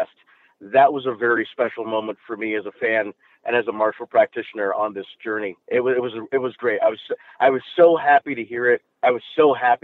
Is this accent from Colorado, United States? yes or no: yes; the mountains of Colorado, United States; I grew up in a little bitty trailer park up in the mountains of Colorado